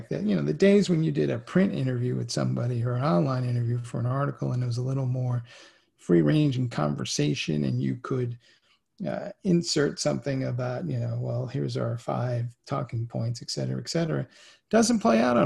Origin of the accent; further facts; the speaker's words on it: New York City, New York, United States; I grew up in the Bronx in the 70s and 80s